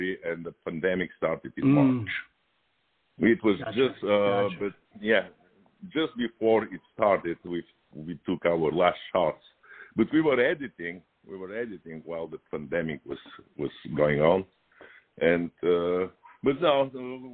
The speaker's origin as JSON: {"language": "English", "country": "Bulgaria", "moved": "yes", "lives_now": "Los Angeles, United States", "said": "I immigrated from Bulgaria in 1985, and I came directly to LA."}